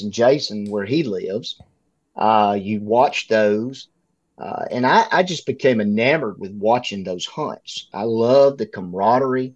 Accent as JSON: {"language": "English", "region": "Northeast Louisiana", "country": "United States", "tie": "born or raised there", "said": "I was born and raised in Northeast Louisiana, in a small farming community."}